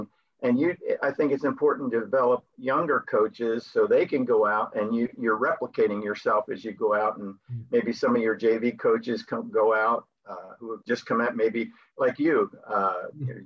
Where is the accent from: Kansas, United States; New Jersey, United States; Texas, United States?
New Jersey, United States; Byron; moved away as an adult; now in Spain; I'm born and raised in Byron, New Jersey